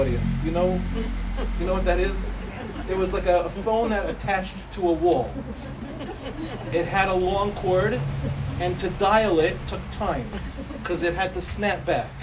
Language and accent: English; New York City, New York, United States; now in Ramat Beit Shemesh, Israel; I went to Yeshiva Darche Torah for elementary school. For those of you that know Far Rockaway, I was expelled from Hafter in fifth grade